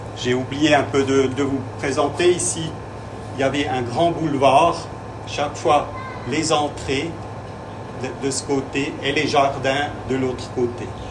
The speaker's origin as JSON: {"language": "French", "country": "Switzerland", "second_language": "French", "lives_now": "Biel, Switzerland", "said": "Je suis suisse"}